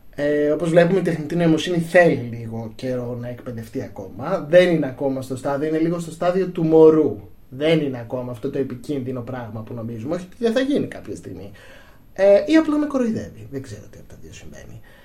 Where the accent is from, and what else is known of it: Greece